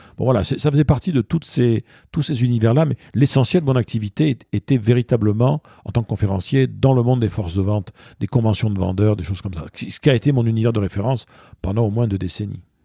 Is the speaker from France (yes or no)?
yes; Bordeaux, Nouvelle-Aquitaine, France; moved away as an adult; also born or lived in Basque Country; now in Paris, France; je suis bordelais d'origine, je suis né à Bordeaux. J'ai grandi enfant, tout petit garçon, j'étais dans le Pays Basque chez mes grands-parents. Et j'ai fait toute ma scolarité vraiment à Bordeaux.